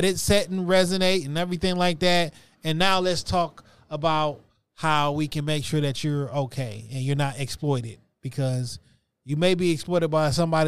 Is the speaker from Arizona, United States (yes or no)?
no; Philadelphia, Pennsylvania, United States; And I'm from West Philly.